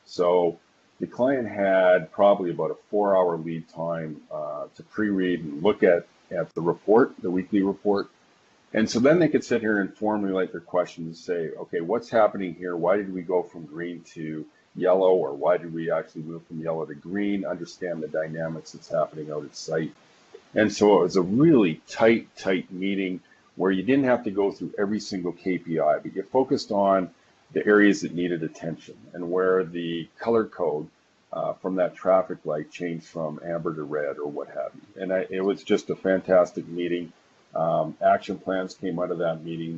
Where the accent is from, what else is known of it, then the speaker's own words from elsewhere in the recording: Calgary, Alberta, Canada; calling in from Calgary. Uh, that's my hometown. That's where I was actually born and raised.